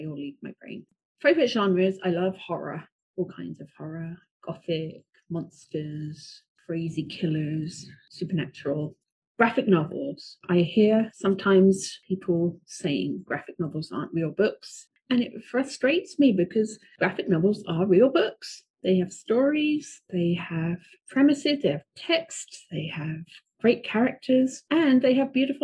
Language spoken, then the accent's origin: English; Watford, East of England, United Kingdom; growing up in England in a town called Watford